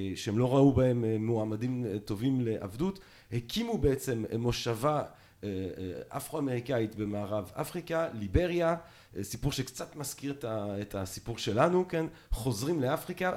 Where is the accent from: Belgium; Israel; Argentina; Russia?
Belgium; אני נולדתי בבלגיה